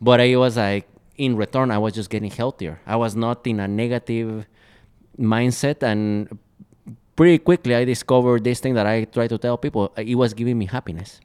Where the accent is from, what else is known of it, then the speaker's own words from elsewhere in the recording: Guatemala; moved away as an adult; now in Minneapolis, United States; I'm originally from Guatemala, so I grew up in a tropical country.